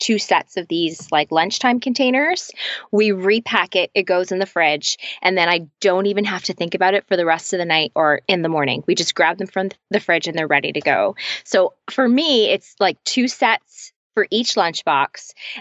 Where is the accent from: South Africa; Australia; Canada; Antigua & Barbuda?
Canada; also born or lived in Toronto area, Canada / Nashville; I'm Canadian and we live just outside. We live in a city just outside of Toronto